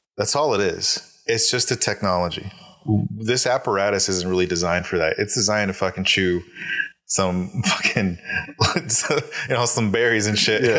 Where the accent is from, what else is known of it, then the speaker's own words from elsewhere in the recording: Alaska, United States; I'm born and raised in Alaska, uh, in a Hispanic household